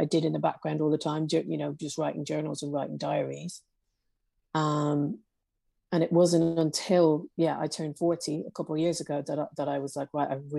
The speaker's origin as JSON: {"language": "English", "town": "Belfast", "region": "Northern Ireland", "country": "United Kingdom", "tie": "born or raised there", "said": "some of the people in Belfast that I worked with, was that we grew up in the Troubles, but they were just our life."}